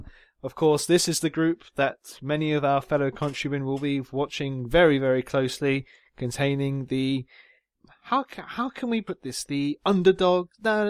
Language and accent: English; Jersey; I'm Jersey.